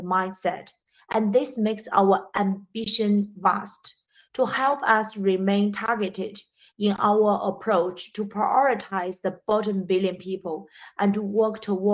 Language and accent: English; China; moved away; also born or lived in Britain / Africa; I grew up in China, educated in Britain, and worked in more than 10 years in Africa.